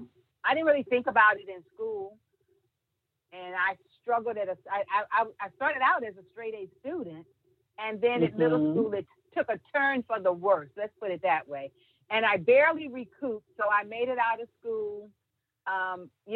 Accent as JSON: {"language": "English", "town": "Hampton", "region": "Virginia", "country": "United States", "tie": "born or raised there", "moved": "as an adult", "lives_now": "Sumter, United States", "said": "I'm a Virginia born and bred in Hampton, Virginia. That's my home"}